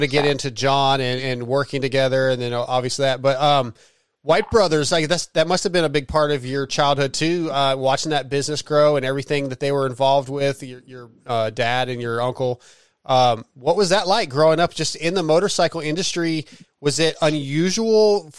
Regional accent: San Diego, California, United States; born there; I'm in Texas now, but I was born in San Diego, 75.

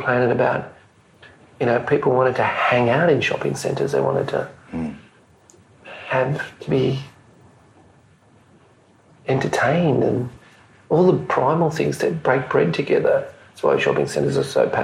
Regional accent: Mauritius; now in Melbourne, Australia; where I was born in Mauritius

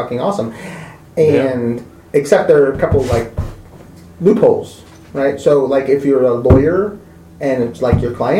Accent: Victoria, Australia; in Victoria, my home state

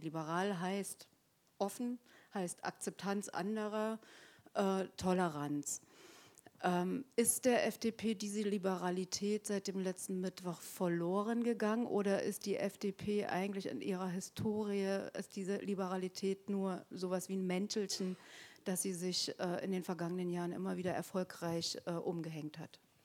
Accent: East Germany, Germany; ich bin auch Ostdeutsche

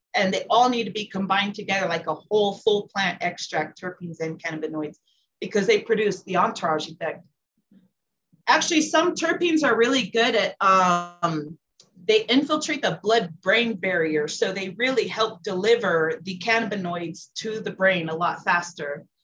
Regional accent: California, United States; now in Colorado, United States; I'm originally from California. I lived at a few states, landed in Colorado because I liked it the most

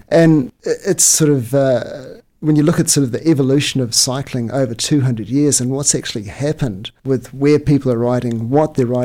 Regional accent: Taupo, Waikato, New Zealand; my hometown of Taupo in New Zealand

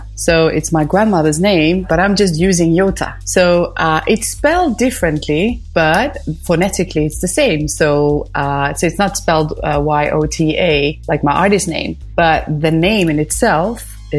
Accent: Stockholm, Stockholm County, Sweden; moved away as an adult; now in Paris, France; I've lived in France since 2007, actually. But I was, born and raised in Stockholm, Sweden. And my dad was Greek. And my mom was Finnish. And then I was born in Sweden.

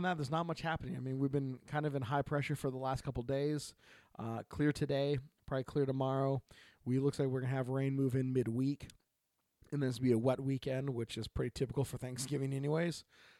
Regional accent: Oregon, United States; And I am … from Oregon.

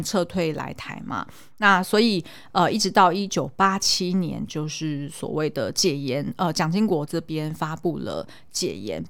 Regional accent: Xindian, New Taipei, Taiwan; 因为我是眷村出生的，对。就是我小时候是住在新店的眷村

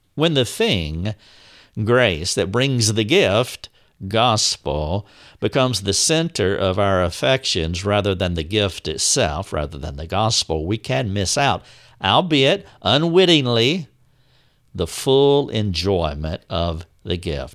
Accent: the South, United States; But I am from the South. I have always lived in the South.

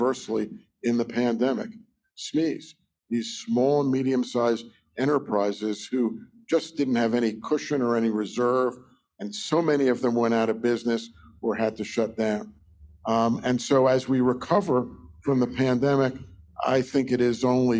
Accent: Philadelphia, Pennsylvania, United States; moved away as an adult; now in Ottawa, Canada; my hometown of Philadelphia

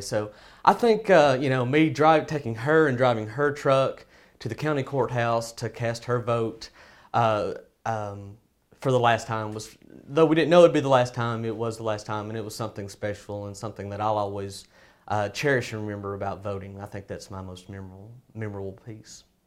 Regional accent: Hope, Arkansas, United States; I'm from Hope, Arkansas.

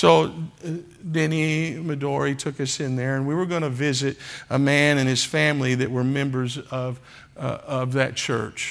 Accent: Oklahoma, United States; I'm from Oklahoma.

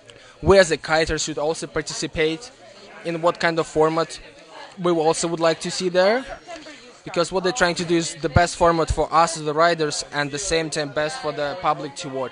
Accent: Moscow, Russia; also born or lived in St. Petersburg; I'm from Moscow and I in St. Petersburg.

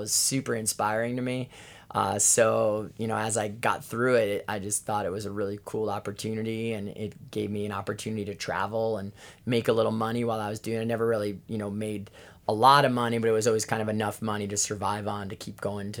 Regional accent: New York, United States; now in Hawaii, United States; Yeah, I'm living the dream as that New Yorker living in Hawaii for sure.

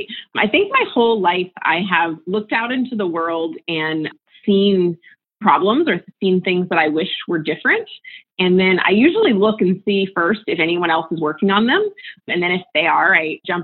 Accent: United States; moved away as an adult; also born or lived in West Virginia / Florida; now in San Francisco, United States; So I grew up in West Virginia and Florida and moved out to San Francisco after college almost 15 years ago.

